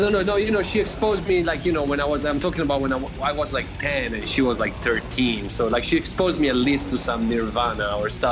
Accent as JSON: {"language": "English", "town": "Florence", "region": "Tuscany", "country": "Italy", "tie": "born or raised there", "moved": "yes", "said": "I'm from Florence, Italy"}